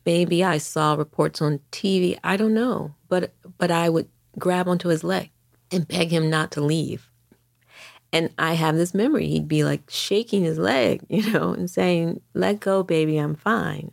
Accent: Detroit, Michigan, United States; moved away as an adult; now in New York City, United States; I grew up in Detroit throughout the sixties and seventies

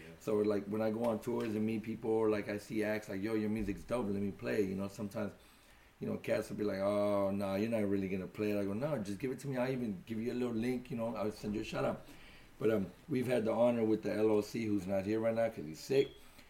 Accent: San Francisco, California, United States; We have districts. You know, right. I'm from the Mission District.

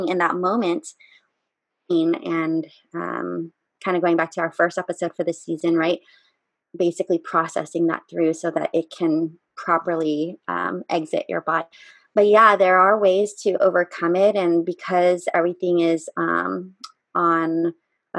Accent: United States; I'm an American

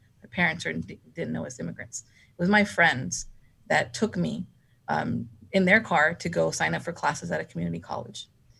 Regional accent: Aldine, Texas, United States; So I grew up here in Aldine from kindergarten through 12th grade.

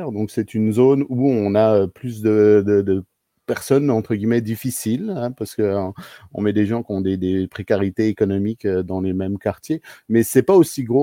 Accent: Montbéliard, Bourgogne-Franche-Comté, France; moi je suis né à Montbéliard et puis j'ai grandi pendant 13 ans dans ce, type de quartier où j'ai appris à parler arabe avec mes amis arabes

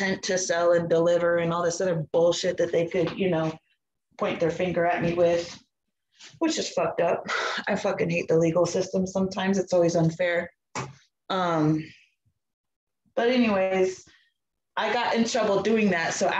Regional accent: the Bay Area, California, United States; moved away as an adult; also born or lived in North Carolina; I'm from California, the Bay Area

